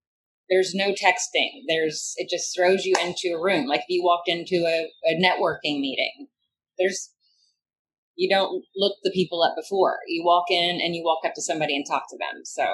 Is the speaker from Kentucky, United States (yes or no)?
yes; Kentucky, United States; also born or lived in New York City; now in Louisville, United States; my home state of Kentucky